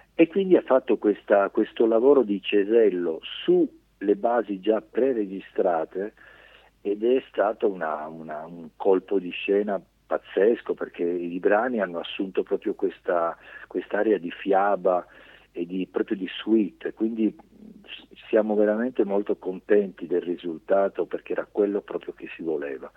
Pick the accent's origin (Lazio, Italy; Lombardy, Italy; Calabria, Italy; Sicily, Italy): Sicily, Italy; Augusta; sono soltanto nato in Sicilia, mio padre è ungherese, fiumano e mia mamma tedesca di Francoforte